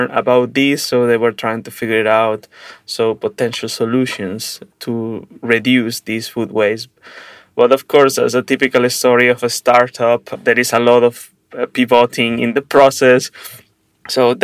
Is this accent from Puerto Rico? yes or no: no; Venezuela; now in Prague, Czech Republic; I am originally from Venezuela and living in Prague, Czech Republic